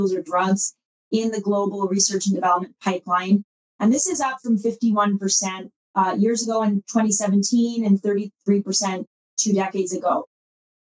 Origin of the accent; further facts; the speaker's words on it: Canada; I come from Canada, and I did a similar role in the Canadian marketplace